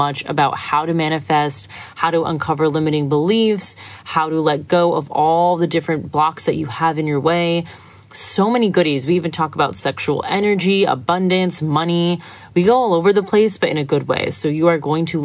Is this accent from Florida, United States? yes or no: yes; Florida, United States; moved away as an adult; also born or lived in Sydney; now in Byron Bay, Australia; my hometown right now, not even my hometown, my state is the coronavirus hotspot, Florida